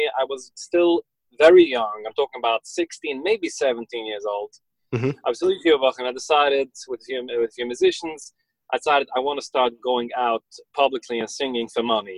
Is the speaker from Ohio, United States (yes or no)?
no; New York City, New York, United States; first language Yiddish; English is a second language; I was born and raised in Borough Park. I grew up in Borough Park